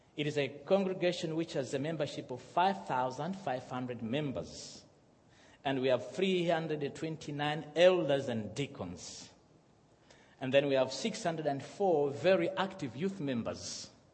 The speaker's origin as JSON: {"language": "English", "country": "Malawi", "also_born_or_lived": "Zimbabwe", "moved": "yes", "said": "I'm from Malawi. My father is from Zimbabwe. I was born in Zimbabwe, and uh, my mother is, is, uh, uh, is, from Malawi"}